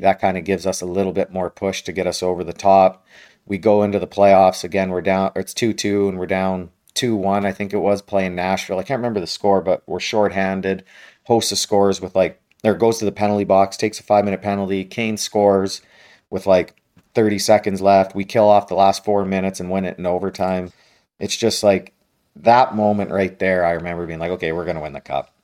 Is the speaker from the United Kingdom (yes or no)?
no; Western Canada, Canada; I grew up in Western Canada